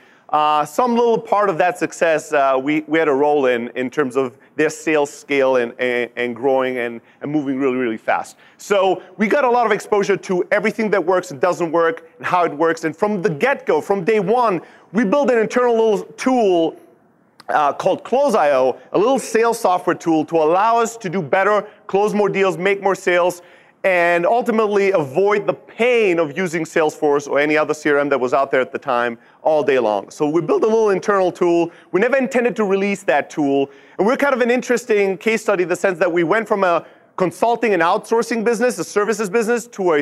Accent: Germany; moved away as an adult; also born or lived in Greece; now in Silicon Valley, United States; born and raised in Germany, built multiple businesses there

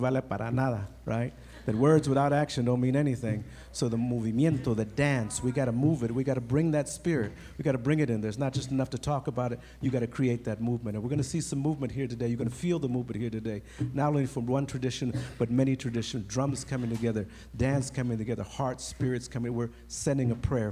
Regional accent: Compton, California, United States; me growing up in Compton

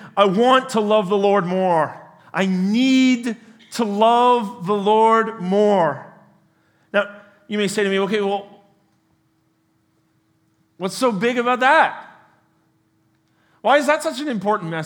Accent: Canada; moved away as an adult; also born or lived in United States; I was born and raised here in Canada, spent a decade of my life in the United States.

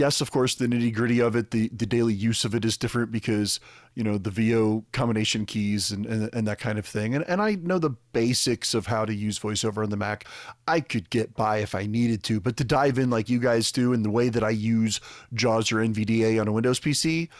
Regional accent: Scotland, United Kingdom; I'm Scottish, damn it.

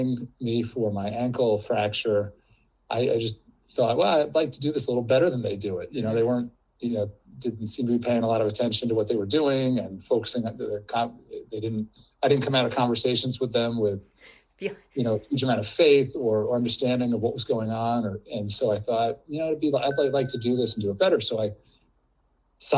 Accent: New Jersey, United States; moved away as an adult; I grew up in New Jersey, but in a Mormon family

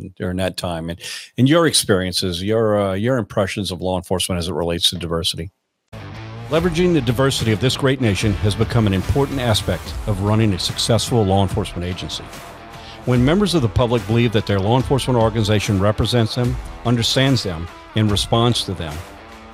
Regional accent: South Louisiana, United States; growing up in South Louisiana that I did in the 70s

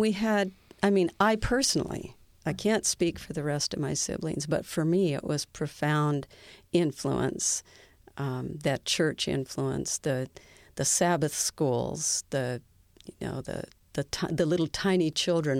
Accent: Seattle, Washington, United States; I was born and raised in Seattle, Washington

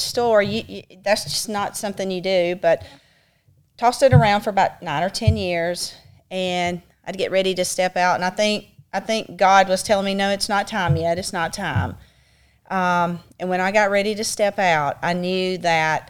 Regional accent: Childersburg, Alabama, United States; I grew up in Childersburg. Went to school there, graduated there

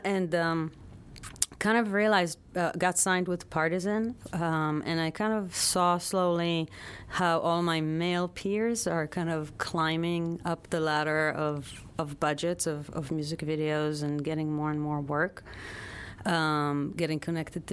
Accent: Tel Aviv, Tel Aviv District, Israel; moved away as an adult; now in United States; I was born in Tel Aviv and grew up in Israel, moved here

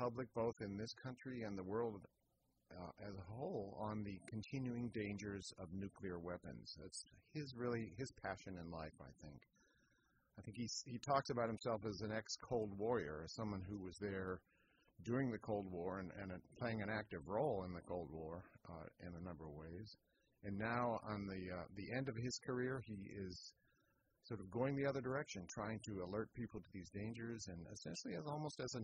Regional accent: Bay Area, California, United States; moved away as an adult; also born or lived in Washington, D.C. area; I actually am a native Californian. I grew up in the Bay Area

